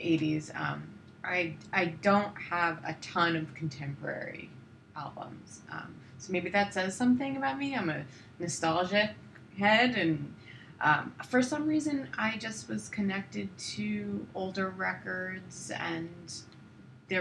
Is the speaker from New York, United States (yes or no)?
yes; Long Island, New York, United States; moved away as an adult; also born or lived in Brooklyn, New York; now in Los Angeles, United States; I grew up in Long Island, but I was living in New York for all my life